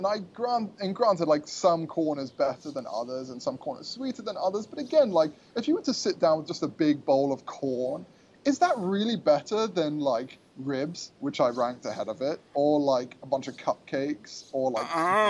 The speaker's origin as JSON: {"language": "English", "region": "England", "country": "United Kingdom", "tie": "born or raised there", "moved": "yes", "lives_now": "United States", "said": "my mom's American, my dad's very English. I was born in America. I have both passports."}